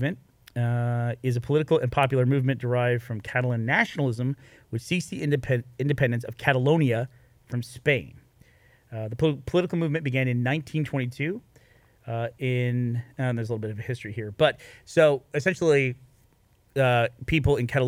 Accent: United States; As an American

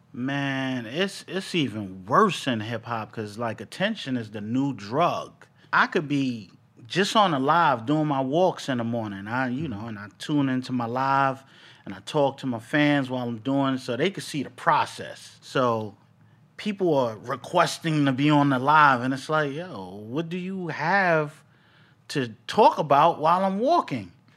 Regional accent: New York City, New York, United States; I was born in Bronx, New York.

